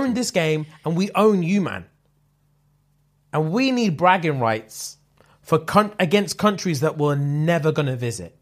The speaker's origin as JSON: {"language": "English", "country": "United Kingdom"}